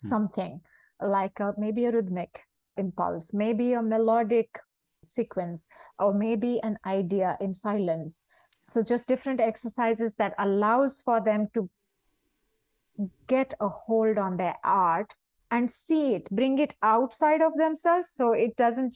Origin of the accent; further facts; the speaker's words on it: India; as Indian dancers